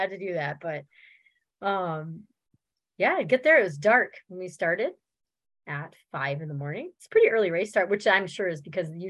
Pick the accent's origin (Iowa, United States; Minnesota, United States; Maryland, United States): Minnesota, United States; one of my pacers go Minnesota, because we're all from Minnesota.